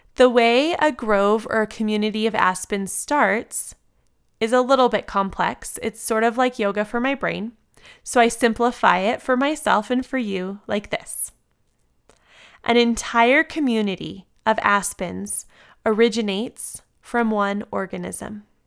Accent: San Diego, California, United States; now in Colorado, United States; I grew up in San Diego, and until moving to Colorado

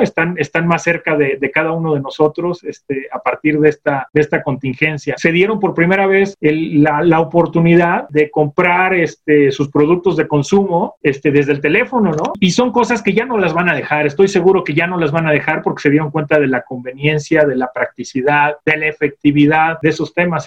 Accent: Mexico; como mexicanos

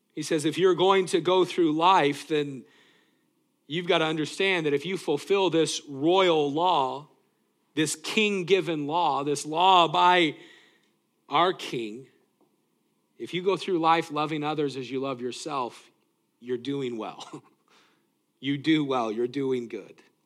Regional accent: Greeley, Colorado, United States; moved away; also born or lived in Tacoma, Washington; growing up in Greeley, Colorado

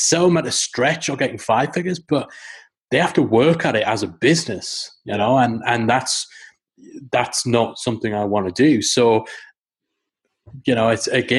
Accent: Newcastle upon Tyne, North East England, United Kingdom; It's in Newcastle upon Tyne. I chose that location because it's my hometown.

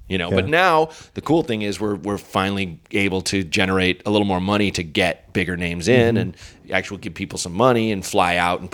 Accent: Portland, Oregon, United States; born or raised there; moved away

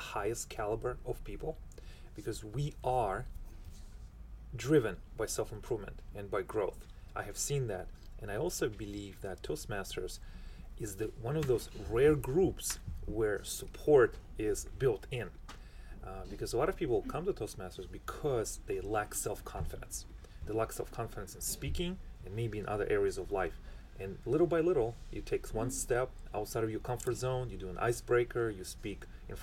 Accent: Philadelphia, Pennsylvania, United States; Well, I am also from Philadelphia. Well, back in my previous life

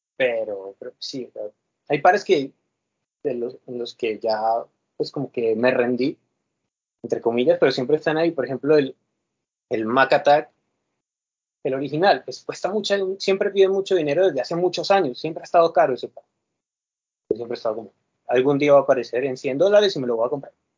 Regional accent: Cali, Valle del Cauca, Colombia; soy de Colombia

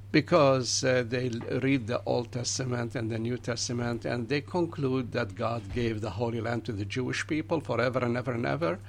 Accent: Jerusalem, Palestine; moved away as an adult; now in United States; I'm a Palestinian Christian. I was born in Jerusalem in 1946

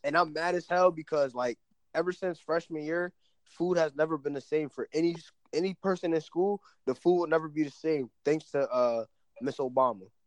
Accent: Piscataway, New Jersey, United States; moved away as an adult; also born or lived in South Plainfield, New Jersey; now in Virginia, United States; I moved to Piscataway, fifth grade, whatever, whatever. So originally I was from South Plainfield, so then I moved out to uh, Piscataway

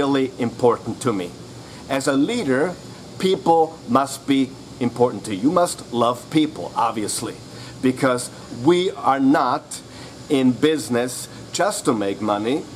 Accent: Vienna, Austria; I'm actually from Vienna, Austria

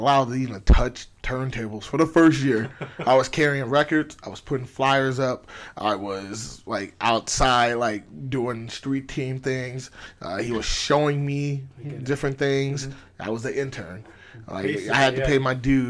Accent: Michigan, United States; moved away; I'm from Michigan originally also

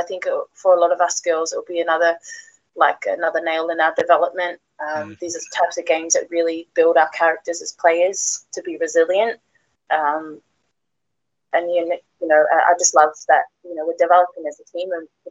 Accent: New Zealand; also born or lived in Australia; now in England; as you can tell, my accent's not from around here. I was born in New Zealand

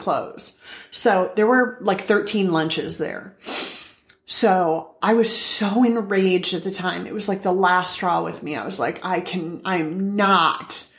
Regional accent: Iowa, United States; moved away; I'm from Iowa

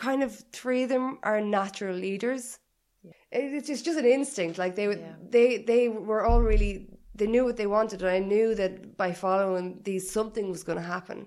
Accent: Ireland; also born or lived in Liverpool; I wanted to be at home. Yeah. I wanted to be in Ireland. I missed Irish people, and I missed my family

